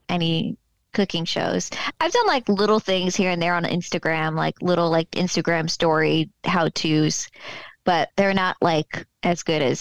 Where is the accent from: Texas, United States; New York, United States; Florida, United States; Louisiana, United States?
Florida, United States; Fort Lauderdale; So, I moved within the last two years. I moved back home to my hometown, Fort Lauderdale, Florida.